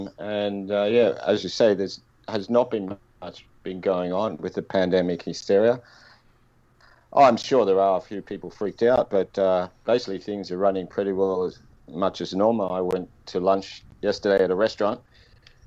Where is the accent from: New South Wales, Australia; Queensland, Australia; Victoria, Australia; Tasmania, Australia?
New South Wales, Australia; Sydney; moved away as an adult; now in Japan; I grew up in Sydney